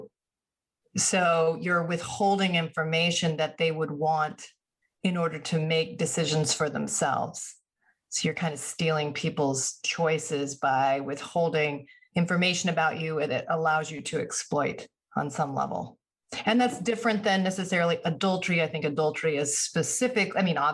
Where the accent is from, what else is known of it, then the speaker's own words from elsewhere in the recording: Vermont, United States; also born or lived in Chicago area; now in Chicago, United States; I live in Chicago area. I grew up in Vermont